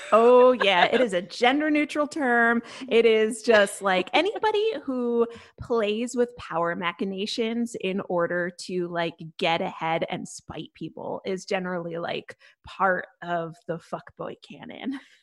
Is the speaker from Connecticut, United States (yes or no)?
yes; Connecticut, United States; I'm from Connecticut